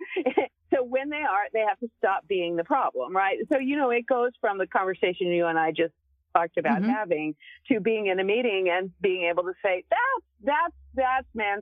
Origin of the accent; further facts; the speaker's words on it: Texas, United States; Well, I I'm a Texan, so we tend to be pretty straight up.